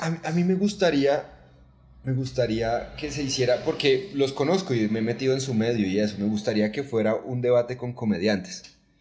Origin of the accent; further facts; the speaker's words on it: Catatumbo, Norte de Santander, Colombia; mi pueblo